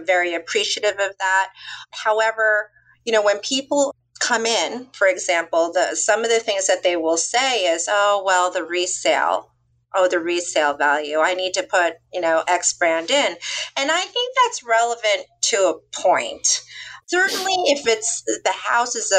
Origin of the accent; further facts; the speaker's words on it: Orange County, California, United States; moved away as an adult; now in Westport, United States; I'm from California. We moved to Westport about 18 years ago. I mean, I came from Orange County.